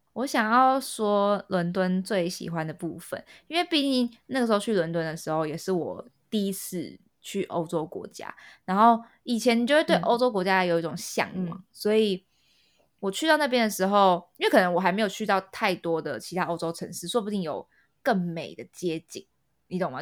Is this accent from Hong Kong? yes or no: no; Taipei, Taiwan; now in London, United Kingdom; 我们这种亚洲人被惯坏，尤其是我们台北人